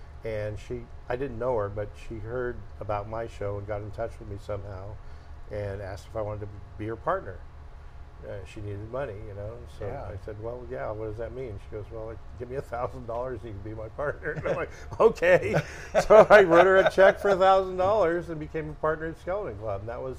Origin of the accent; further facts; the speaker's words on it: Barstow, California, United States; now in San Diego, United States; growing up in Barstow.